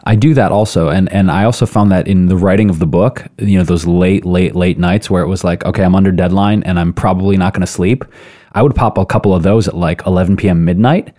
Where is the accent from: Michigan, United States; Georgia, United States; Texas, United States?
Michigan, United States; Detroit; moved away; also born or lived in Chicago / New York; I grew up in Detroit, lived in Chicago, New York